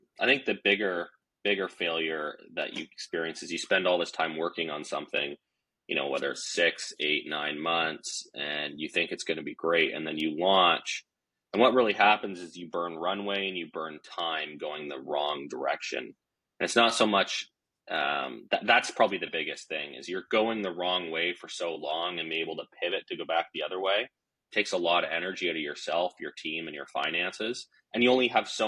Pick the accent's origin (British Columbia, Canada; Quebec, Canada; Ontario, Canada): British Columbia, Canada; Vancouver; I'm from Vancouver, British Columbia.